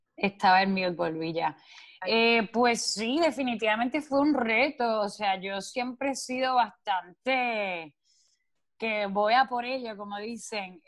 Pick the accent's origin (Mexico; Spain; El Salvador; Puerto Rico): Puerto Rico; siendo una isla caribeña, una isla que se presta, o sea, somos playeros, vivimos, o sea, es nuestra cultura